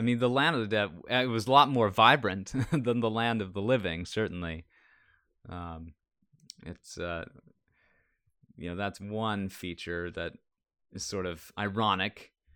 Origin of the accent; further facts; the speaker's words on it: Minnesota, United States; I'm from Minnesota